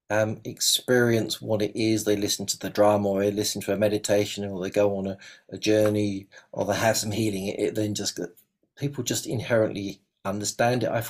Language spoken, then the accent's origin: English; England, United Kingdom; And I was like, well, I'm English, so that's fairly obvious.